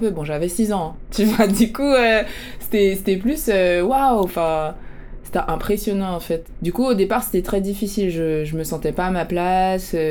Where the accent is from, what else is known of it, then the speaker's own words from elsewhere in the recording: Paris, Île-de-France, France; mes premières années, j'ai grandi à Paris, dans le dixième, tu vois, vie urbaine